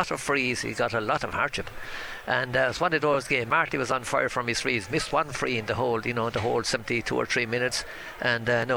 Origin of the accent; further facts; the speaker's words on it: Carlow, Leinster, Ireland; I'm from Carlow and I love the Carlow hurling